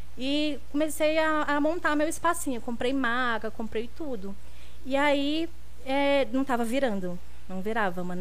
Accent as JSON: {"language": "Portuguese", "town": "Guaçuí", "region": "Espírito Santo", "country": "Brazil", "moved": "yes", "lives_now": "São Paulo, Brazil", "said": "Eu sou de Guaçuí, interior do Espírito Santo"}